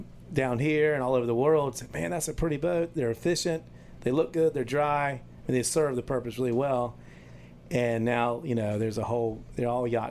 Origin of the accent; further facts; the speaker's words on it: Morehead City, North Carolina, United States; Moorhead City, North Carolina.